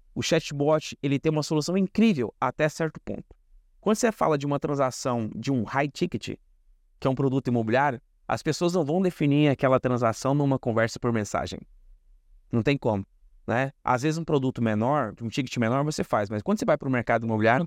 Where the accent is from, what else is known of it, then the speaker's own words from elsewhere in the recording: Goiás, Brazil; moved away; da minha terra lá, né, de, de, de Goiás